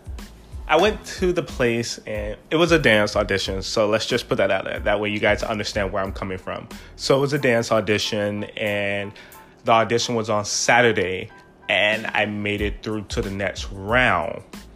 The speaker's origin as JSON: {"language": "English", "town": "Miami", "region": "Florida", "country": "United States", "said": "I am from Miami, Florida, and there we are just the rudest people alive"}